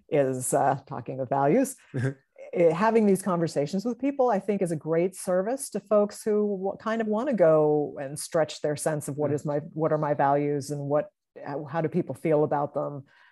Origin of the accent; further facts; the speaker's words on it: Salem, United States; growing up in Salem, I was very interested in like all these psychologicals, and I wasn't telling anybody